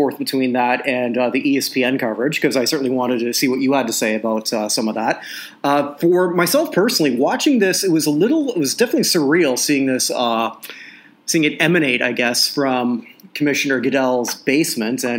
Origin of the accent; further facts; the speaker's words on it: Canada; now in Barbados; my home country of Canada